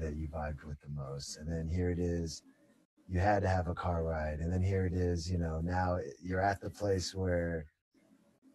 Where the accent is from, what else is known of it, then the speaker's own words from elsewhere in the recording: San Jose, California, United States; I'm from San Jose, you know, born out here